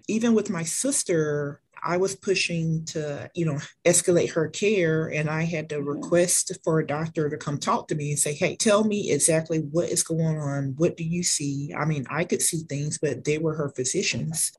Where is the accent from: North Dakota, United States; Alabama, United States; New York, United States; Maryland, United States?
Alabama, United States; Mobile; moved away; I am originally from Mobile, Alabama. I now work at Bloodworks Northwest